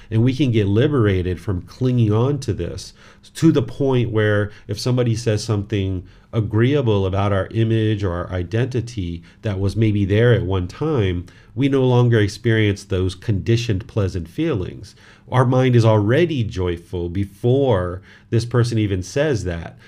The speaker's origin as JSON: {"language": "English", "country": "United States", "tie": "born or raised there", "said": "this body was born in America"}